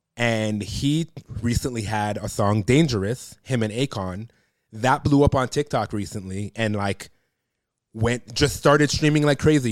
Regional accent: Toronto, Ontario, Canada; I grew up in Toronto

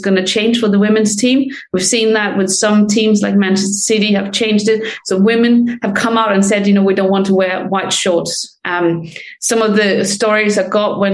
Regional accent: Denmark; now in London, United Kingdom; I'm from Denmark, but I live in England

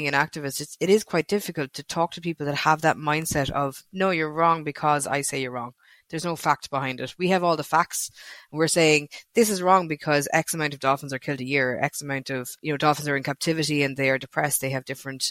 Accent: Castlebar, Connacht, Ireland; I'm from Castlebar in Mayo

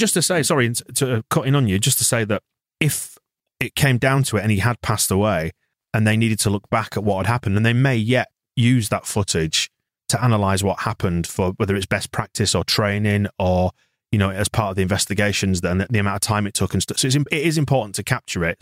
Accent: Bradford, Yorkshire and the Humber, United Kingdom; I was in Bradford. I'm from Bradford

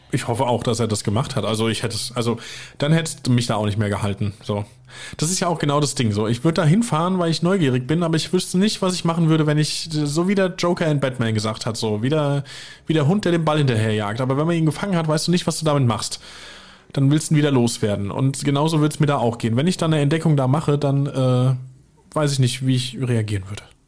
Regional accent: Weiher, near Limburg an der Lahn, Hesse, Germany; bei mir im Kaff, wo ich herkomme, in Weiher

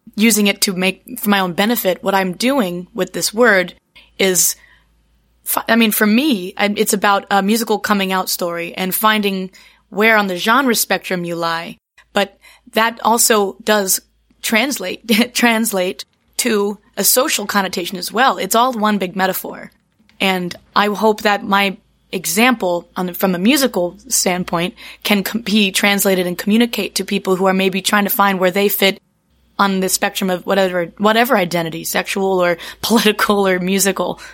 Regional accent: Charlottesville, Virginia, United States; moved away as an adult; also born or lived in New York / Appalachia; I grew up in Virginia, in Charlottesville

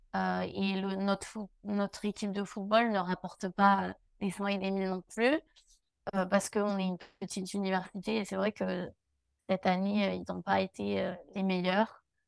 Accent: Albi, Occitania, France; moved away as an adult; now in United States; j'ai grandi du coup à Albi.

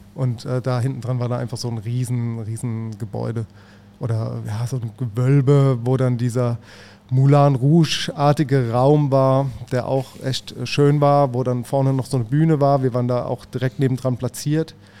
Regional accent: Mannheim, Baden-Württemberg, Germany; ich als Mannheimer

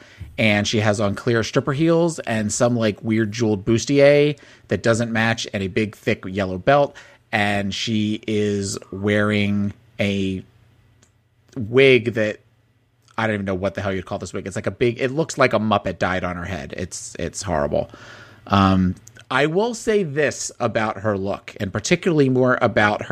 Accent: New Jersey, United States; my youth growing up in Kmart's in South Jersey

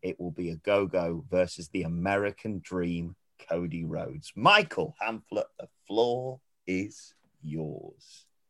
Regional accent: United Kingdom; I'm British

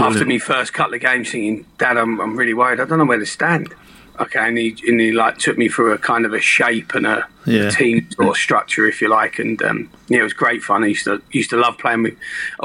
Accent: Hitchin, East of England, United Kingdom; I was born in Hitchin

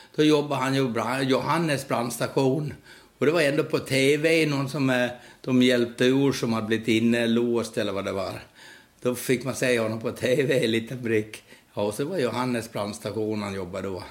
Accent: Gotland, Sweden; now in Stockholm, Sweden; jag växte upp eh, i Gullrupe, Halbjens

